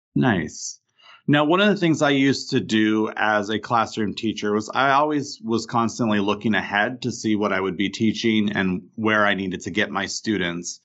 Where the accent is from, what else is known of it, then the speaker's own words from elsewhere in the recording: Vermont, United States; I didn't get as much of that growing up in Vermont